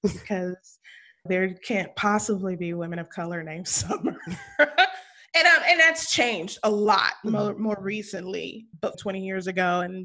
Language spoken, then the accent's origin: English; West Coast, United States; accent: West Coast; Valley Girl; moved away; also born or lived in Louisiana; My accent's not there. It's totally West Coast